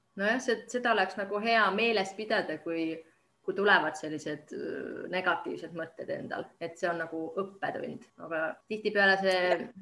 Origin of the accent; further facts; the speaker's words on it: Estonia; now in Finland; mina olen eestlane